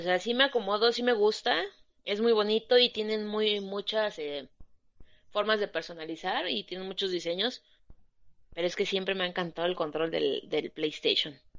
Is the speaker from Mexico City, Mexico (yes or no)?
no; Oaxaca, Mexico; yo soy de Oaxaca